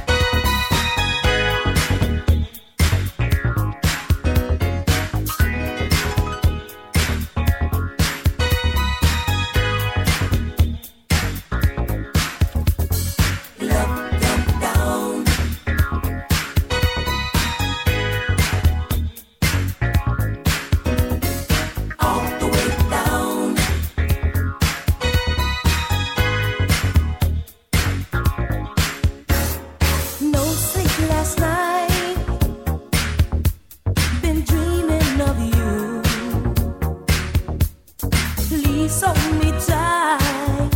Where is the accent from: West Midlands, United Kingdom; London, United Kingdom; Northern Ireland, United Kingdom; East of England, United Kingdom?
London, United Kingdom; we grew up on in Hackney, in an estate somewhere